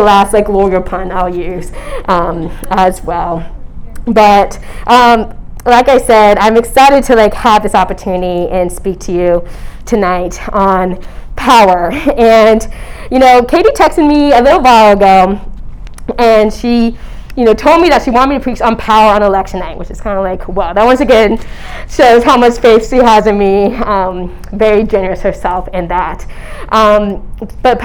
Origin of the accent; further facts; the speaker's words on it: Northern Virginia, United States; moved away as an adult; also born or lived in Charlottesville, Virginia; now in Baltimore, United States; I grew up in Nova, 703